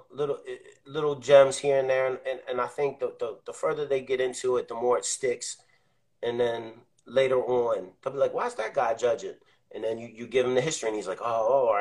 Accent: Baltimore, Maryland, United States; I'm from Baltimore

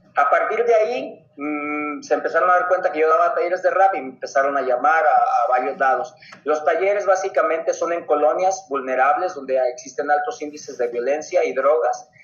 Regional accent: Ciudad Guzmán, Jalisco, Mexico; yo soy de Ciudad Guzmán, Jalisco

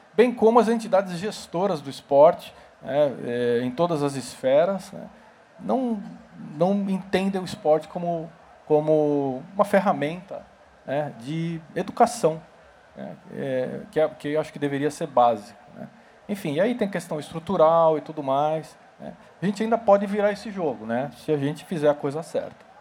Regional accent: São Paulo, Brazil; eu sou de São Paulo, sou paulistano

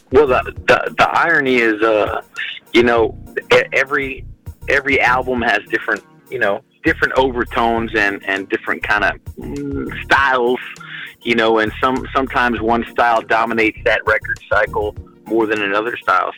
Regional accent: United States; As an American

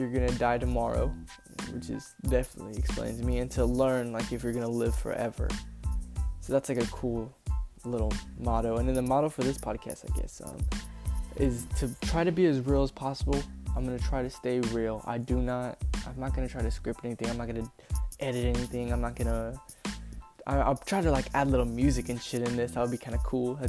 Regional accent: San Antonio, Texas, United States; moved away as an adult; now in Corpus Christi, United States; I'm from San Antonio, Texas, 210

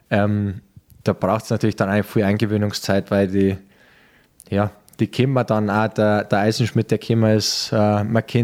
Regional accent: Peißenberg, Bavaria, Germany; now in Munich, Germany; wir suchen gerade eine Wohnung in München, welche Ecken waren gut, wir haben Familie, ich bin in Peißenberg äh, aufgewachsen.

